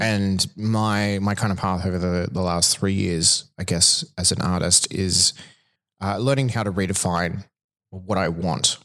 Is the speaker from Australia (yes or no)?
yes; Toowoomba, Queensland, Australia; moved away; I'm, I'm from Toowoomba originally